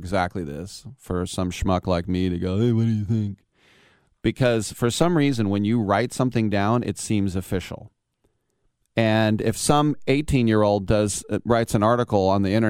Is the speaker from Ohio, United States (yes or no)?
no; Richmond, California, United States; Try growing up in Richmond in the 70s.